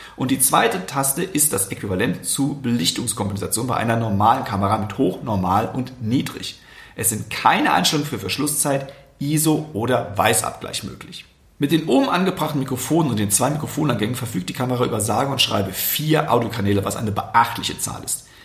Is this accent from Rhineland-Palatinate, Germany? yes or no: yes; Westerwald, Rhineland-Palatinate, Germany; ich komme aus dem Westerwald